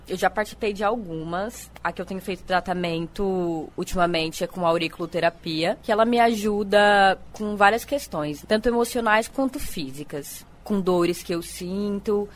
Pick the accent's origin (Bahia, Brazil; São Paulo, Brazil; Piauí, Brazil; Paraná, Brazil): São Paulo, Brazil; now in Paraíba, Brazil; Eu sou de São Paulo, capital